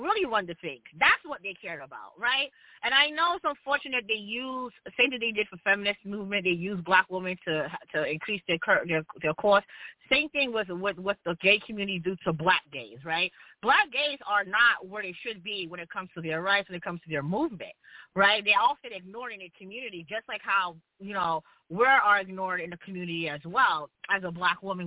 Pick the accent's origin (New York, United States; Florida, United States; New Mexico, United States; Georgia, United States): New York, United States; I'm from New York